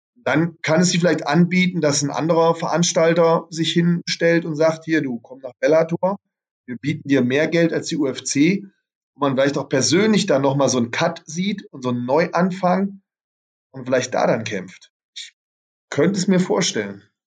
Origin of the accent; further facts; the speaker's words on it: Germany; Bei uns in Deutschland